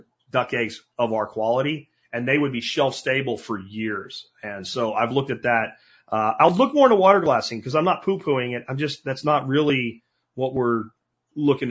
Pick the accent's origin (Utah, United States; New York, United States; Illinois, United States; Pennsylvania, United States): Pennsylvania, United States; growing up in Pennsylvania